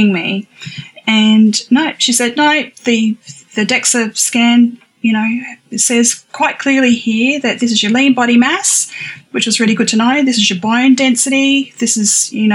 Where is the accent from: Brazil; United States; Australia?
Australia; also born or lived in Adelaide, South Australia; I am from Australia